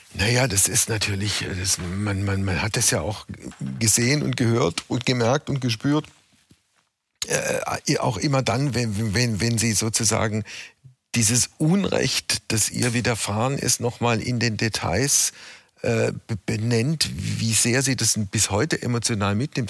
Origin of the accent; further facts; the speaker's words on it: West Germany, Germany; ich als Wessi